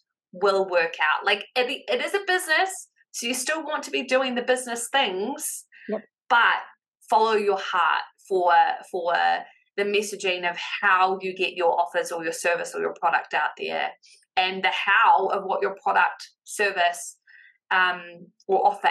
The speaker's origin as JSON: {"language": "English", "country": "New Zealand", "accent": "Kiwi", "said": "my Kiwi accent"}